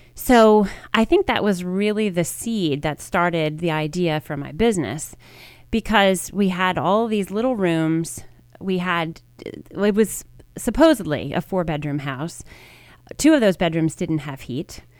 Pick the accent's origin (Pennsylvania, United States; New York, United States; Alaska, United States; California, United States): Pennsylvania, United States; Media; also born or lived in Baltimore, Maryland; I grew up in Media, Pennsylvania. I was actually born in Baltimore, Maryland, and I moved to Media when I was in third grade